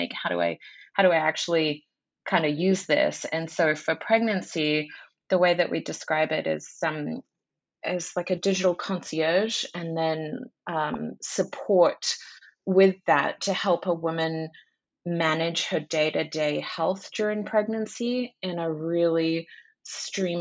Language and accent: English; Australia; moved away; I'm Australian by birth